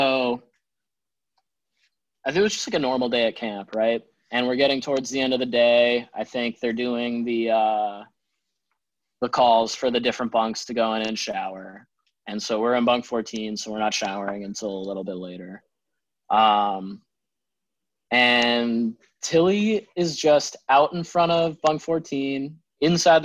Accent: Holden, Massachusetts, United States; also born or lived in New Jersey; to hail from Holden, Massachusetts.

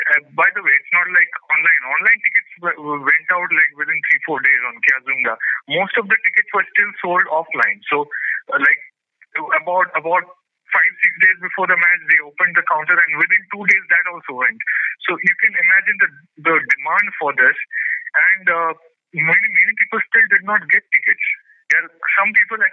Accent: Purulia, West Bengal, India; I'm from Purulia

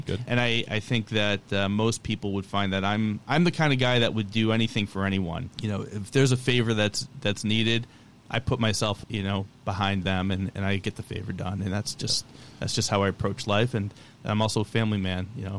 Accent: Westfield, Massachusetts, United States; Westfield. Westfield, Massachusetts.

